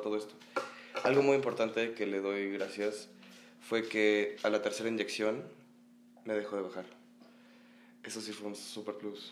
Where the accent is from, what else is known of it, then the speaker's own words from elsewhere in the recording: Mexico City, Mexico; Vengo del Edron Academy, mm. aquí en la Ciudad de México